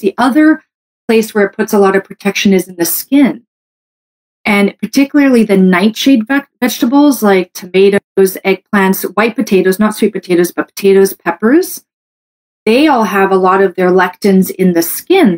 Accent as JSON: {"language": "English", "country": "Canada", "said": "I'm a Canadian medical doctor"}